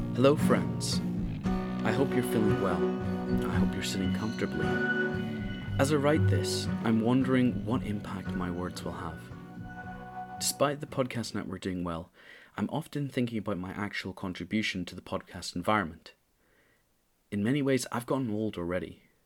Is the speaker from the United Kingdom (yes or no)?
yes; Northern Ireland, United Kingdom; as a Northern Irish person, as a person who grew up in Northern Ireland